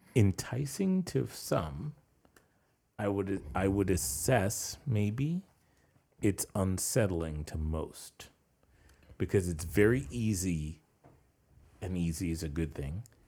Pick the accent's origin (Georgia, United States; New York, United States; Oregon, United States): New York, United States; growing up in New York